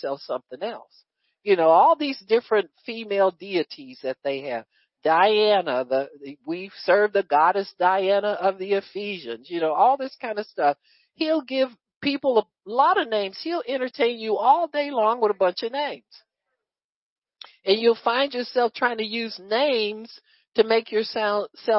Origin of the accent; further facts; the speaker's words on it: United States; as American citizens